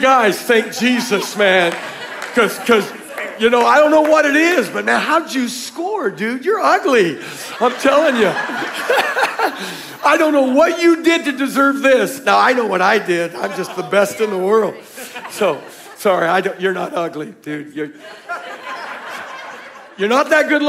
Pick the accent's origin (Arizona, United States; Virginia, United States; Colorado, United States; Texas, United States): Arizona, United States; Tucson; We're from Tucson. Our church was Victory Worship Center